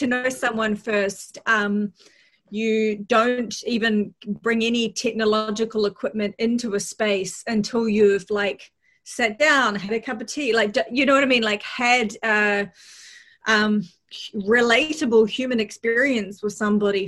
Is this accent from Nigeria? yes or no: no; New Zealand; accent: Kiwi; moved away; I come from New Zealand.